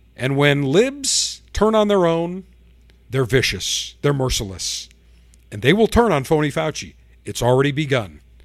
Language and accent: English; Buffalo, New York, United States; now in Florida, United States; my hometown of buffalo new york